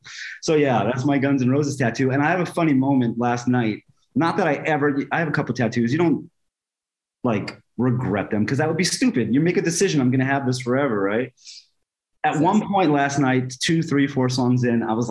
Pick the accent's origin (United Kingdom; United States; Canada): United States; New York City, New York; I'm a Jewish kid growing up in Bayside, Queens